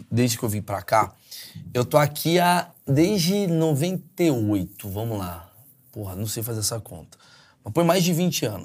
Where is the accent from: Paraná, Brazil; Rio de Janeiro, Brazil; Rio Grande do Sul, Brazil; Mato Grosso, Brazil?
Rio de Janeiro, Brazil; now in São Paulo, Brazil; então você não tem a visão que eu tenho. Ah, sim. Eu sou carioca.